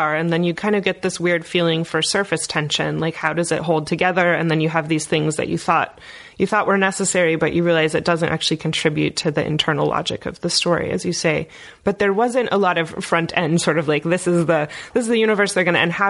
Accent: Indiana, United States; I'm from Indiana.

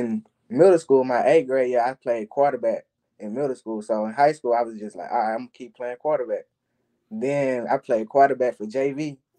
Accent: Mobile, Alabama, United States; moved away as an adult; also born or lived in Spanish Fort, Alabama; now in Missouri, United States; I came from Mobile to Spanish Fort, so like, it's like 30 minutes across a bridge. So like, it was a new environment for me.

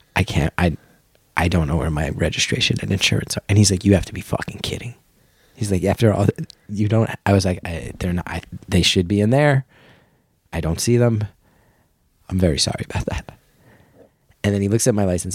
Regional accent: New Jersey, United States; growing up in New Jersey

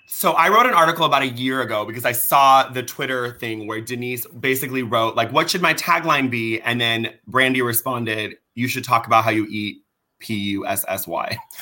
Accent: Orange County, California, United States; first language Persian; English is a second language; I grew up here in Orange County

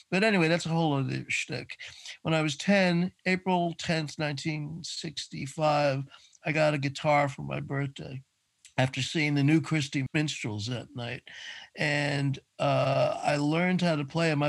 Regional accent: New York City, New York, United States; Well, I was born on the Upper West Side, 79th Street and Riverside Drive.

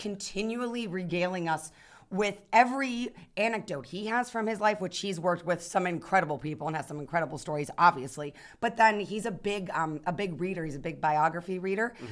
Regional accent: Youngstown, Ohio, United States; I'm from Youngstown, Ohio

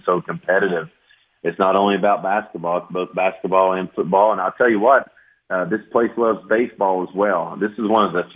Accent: Knoxville, Tennessee, United States; also born or lived in New York / South Florida / Marshall University, West Virginia; now in Lexington, United States; I'm from Knoxville, Tennessee

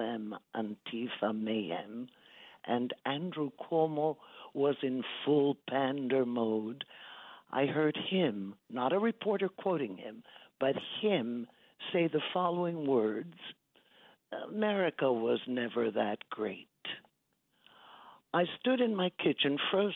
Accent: Italy; now in United States; I'm a naturalized American. I was born in Italy.

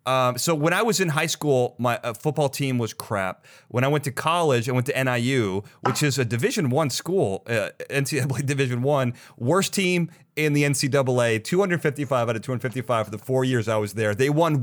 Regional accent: Chicago, Illinois, United States; I grew up in Chicago and I was, Bulls fan. I grew up during the Michael Jordan era

